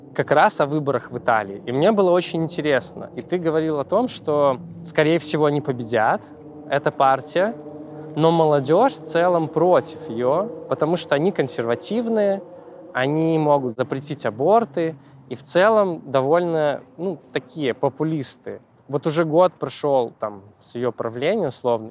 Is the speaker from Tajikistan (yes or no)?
no; Belarus; moved away; я из Беларуси